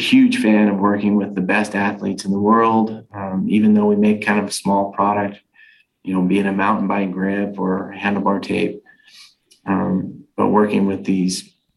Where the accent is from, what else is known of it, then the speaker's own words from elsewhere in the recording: California, United States; now in Utah, United States; I'm originally from California, but I stayed here